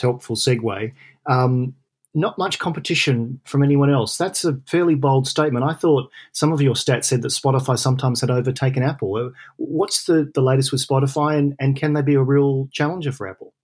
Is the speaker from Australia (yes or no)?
yes; Australia; now in London, United Kingdom; I'm an Aussie in London.